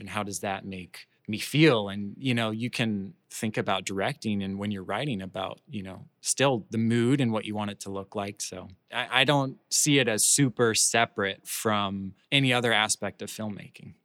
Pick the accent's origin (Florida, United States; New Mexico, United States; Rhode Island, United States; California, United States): Florida, United States; Orlando; I'm from Florida. I grew up in Orlando. Um, grew up in Orlando all my life.